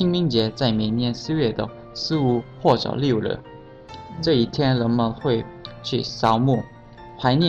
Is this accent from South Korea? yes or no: yes; South Korea; Chinese is a second language; 我是来自韩国的右边。